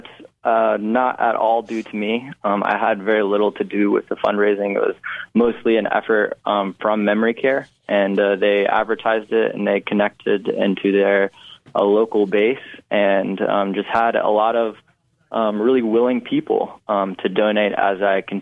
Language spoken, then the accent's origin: English; Western North Carolina, United States; growing up in Western North Carolina for so long